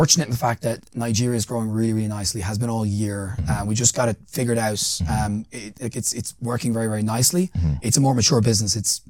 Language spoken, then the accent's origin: English; Ireland; I'm an Irish person. Like, I'm not from here. You know, I stand out like a sore thumb in certain places.